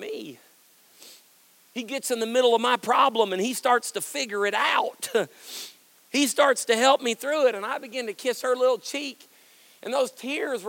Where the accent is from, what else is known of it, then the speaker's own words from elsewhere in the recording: Kentucky, United States; I'm from Kentucky